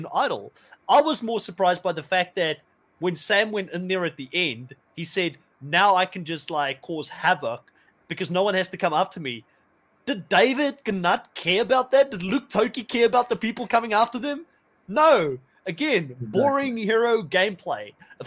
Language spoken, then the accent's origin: English; Cape Town, Western Cape, South Africa; moved away; I'm from South Africa as well. I'm from Cape Town, Bellville originally.